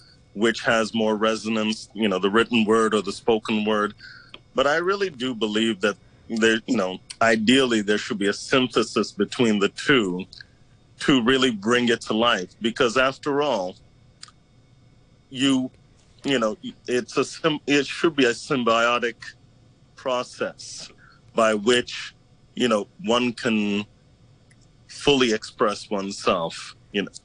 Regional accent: Canada; moved away as an adult; now in Hong Kong; I'm a Canadian who's been here for 16 years

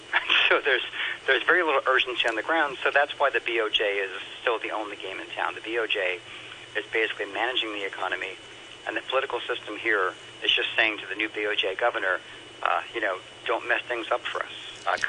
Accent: United States

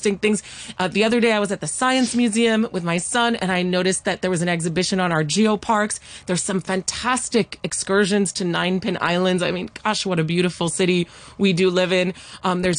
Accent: Hong Kong; I grew up in Hong Kong, where, of course, we do love presenting

